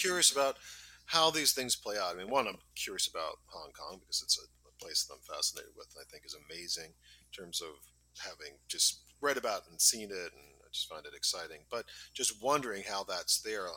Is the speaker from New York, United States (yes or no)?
yes; New York City, New York, United States; I'm from Staten Island